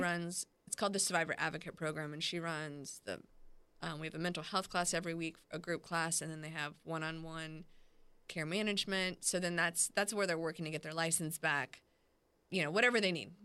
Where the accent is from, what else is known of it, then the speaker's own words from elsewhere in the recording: Clearwater, Florida, United States; also born or lived in Texas / Orlando, Florida / Augusta, Georgia; now in Jacksonville, United States; I grew up in Clearwater, Florida, and a little bit in Texas and Orlando. I've been in Jacksonville about nine years